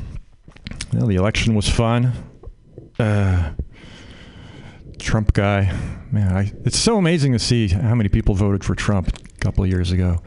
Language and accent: English; Canada; now in United States; I'm Canadian. I grew up in Canada